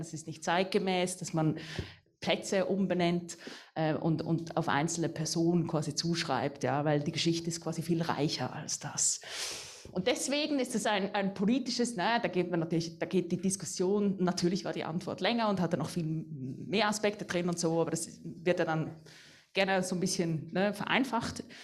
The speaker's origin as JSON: {"language": "German", "town": "Baden", "region": "Aargau", "country": "Switzerland", "tie": "born or raised there", "said": "ich komme ja hier aus Baden, ich bin hier aufgewachsen"}